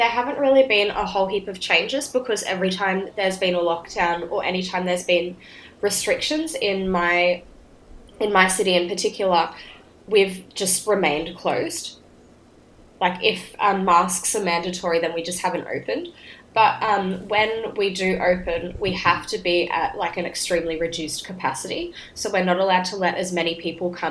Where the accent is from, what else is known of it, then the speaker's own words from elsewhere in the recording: Brisbane, Queensland, Australia; moved away; I went home back to my home state in Queensland